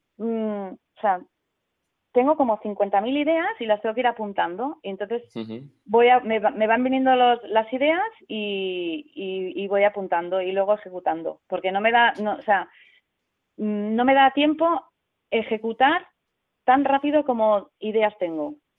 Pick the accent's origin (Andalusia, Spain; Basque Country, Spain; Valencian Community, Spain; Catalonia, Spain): Catalonia, Spain; Sant Cugat del Vallès; soy de San Cugat